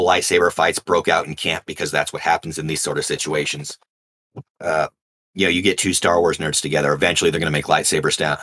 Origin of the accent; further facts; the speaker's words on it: California, United States; I'm from California